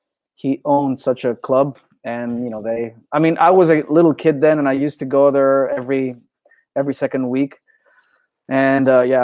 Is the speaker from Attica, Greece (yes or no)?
no; Thessaloniki, Central Macedonia, Greece; Correct. Yeah, I was.